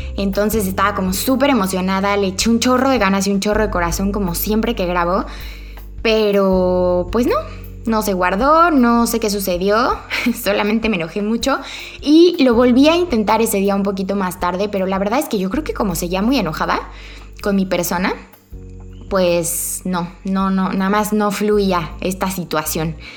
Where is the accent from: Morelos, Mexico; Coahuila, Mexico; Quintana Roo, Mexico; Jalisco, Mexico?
Morelos, Mexico; Cuernavaca; moved away as an adult; also born or lived in Mexico City / Querétaro; yo nací en Cuernavaca, yo amo Cuernavaca